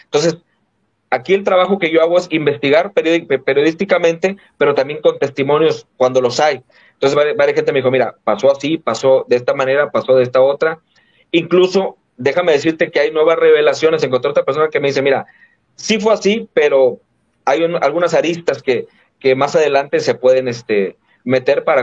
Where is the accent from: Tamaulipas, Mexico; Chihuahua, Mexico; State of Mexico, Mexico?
Tamaulipas, Mexico; Tampico; de este lado de la Tamaulipas, de donde yo soy, del Golfo, la Mainero